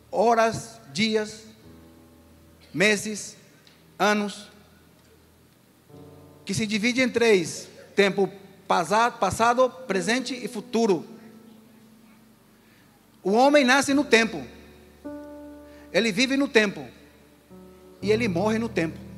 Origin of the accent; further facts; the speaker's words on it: Asunción, Paraguay; now in Brazil; O pastor disse que eu sou do Paraguai. Eu sou um paraguaio.